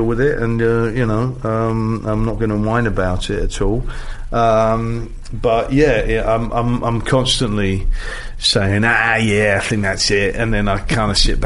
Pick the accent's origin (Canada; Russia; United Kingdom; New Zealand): United Kingdom; England; as an Englishman